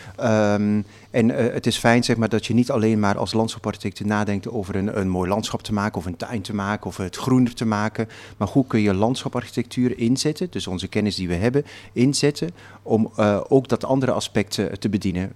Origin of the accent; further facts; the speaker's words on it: Flanders, Belgium; Ik kom uit Vlaanderen